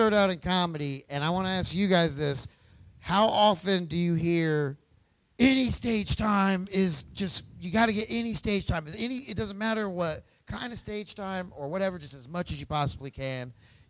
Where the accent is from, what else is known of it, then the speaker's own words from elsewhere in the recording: Franklin, Indiana, United States; I grew up in Franklin, Indiana